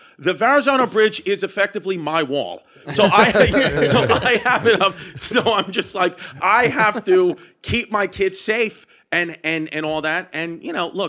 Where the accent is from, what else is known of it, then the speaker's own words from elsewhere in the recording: New York, United States; growing up in New York